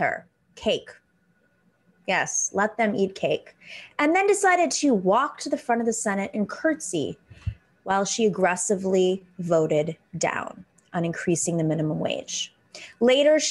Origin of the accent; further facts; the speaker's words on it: Buffalo, New York, United States; moved away; also born or lived in Tucson, Arizona; I grew up in Buffalo, New York.